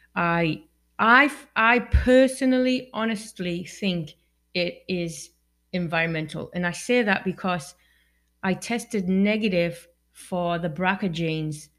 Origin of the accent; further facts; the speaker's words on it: Newton Aycliffe, North East England, United Kingdom; moved away; I'm from England, right? And um, where I live in this town called Newton Aycliffe